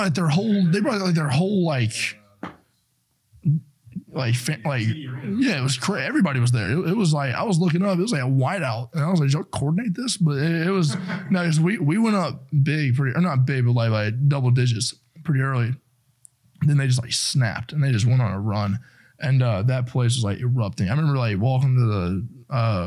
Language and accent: English; Spartanburg, South Carolina, United States; I grew up in Spartanburg where the Panthers have that training camp